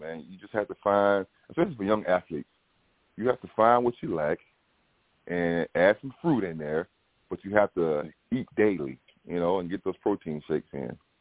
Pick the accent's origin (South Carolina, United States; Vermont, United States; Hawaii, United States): South Carolina, United States; Bamberg; moved away; my hometown in Bamberg